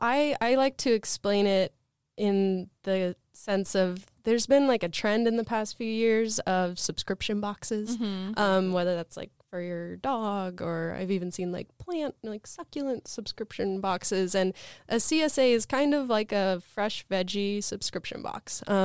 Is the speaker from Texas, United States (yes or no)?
no; Portland, Oregon, United States; I grew up in the Portland area, a very lush place, great for growing things.